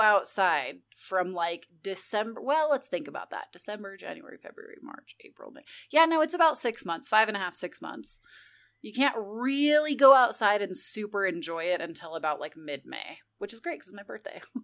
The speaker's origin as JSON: {"language": "English", "region": "California", "country": "United States", "tie": "born or raised there", "moved": "yes", "said": "growing up in California"}